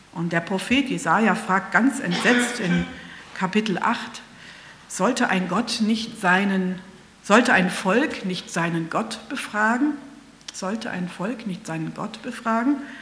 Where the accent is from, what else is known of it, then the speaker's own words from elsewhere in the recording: Germany; bei uns in Deutschland